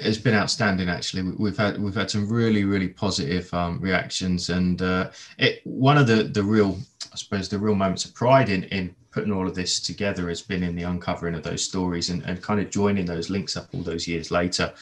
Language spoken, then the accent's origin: English; Letchworth, East of England, United Kingdom; my hometown of Letchworth